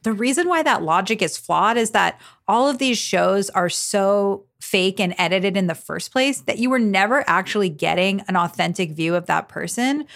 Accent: South Florida, United States; I'm thirty-three years old and I'm from South Florida

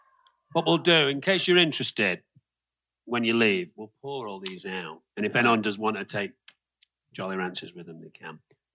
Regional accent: England, United Kingdom; now in United States; as a kid growing up, you growing up in Scotland, me growing up in England

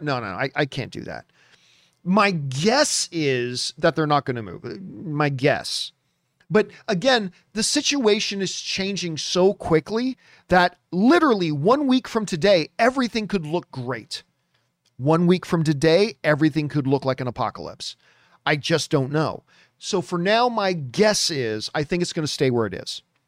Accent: Canada; moved away; go back to Canada and then work with Cineplex, 'cause I grew up in Cineplex theaters

